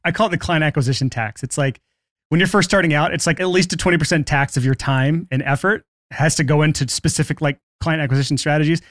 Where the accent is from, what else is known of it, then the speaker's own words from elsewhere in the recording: Alabama, United States; I grew up in Alabama